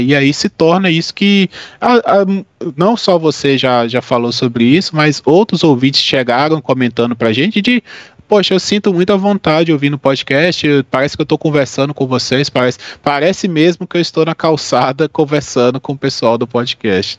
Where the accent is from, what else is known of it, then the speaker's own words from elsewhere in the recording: Minas Gerais, Brazil; also born or lived in Bahia; sou de Minas, eu morei dois anos na Bahia para fazer um mestrado